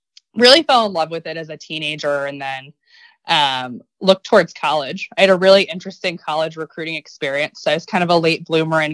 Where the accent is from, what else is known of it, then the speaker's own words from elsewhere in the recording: Virginia, United States; I'm from Virginia